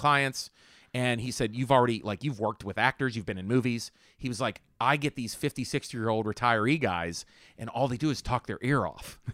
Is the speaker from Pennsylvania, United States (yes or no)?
yes; Homestead, Pennsylvania, United States; I grew up in Homestead